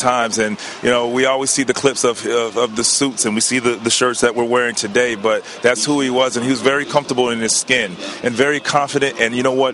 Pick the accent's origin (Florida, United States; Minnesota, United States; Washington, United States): Florida, United States; Daytona Beach; my hometown of Daytona Beach